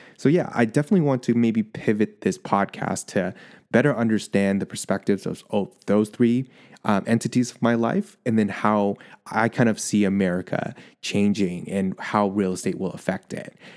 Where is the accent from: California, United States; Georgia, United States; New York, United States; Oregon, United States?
California, United States; as a Californian